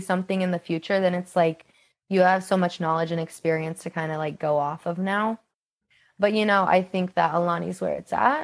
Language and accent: English; Kansas, United States; I just turned 24 and I'm from Kansas